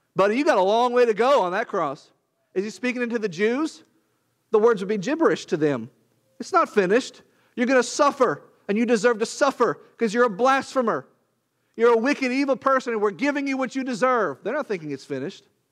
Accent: Arkansas, United States; When I was born, I was born in Arkansas

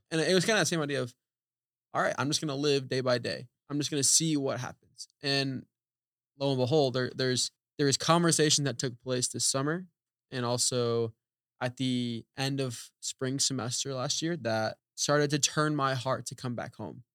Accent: Oklahoma, United States; moved away as an adult; a college in Oklahoma Wesleyan in my hometown

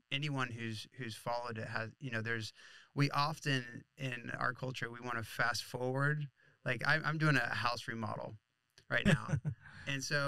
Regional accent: Flagler Beach, Florida, United States; I grew up in Florida and started surfing in Florida in Flagler Beach

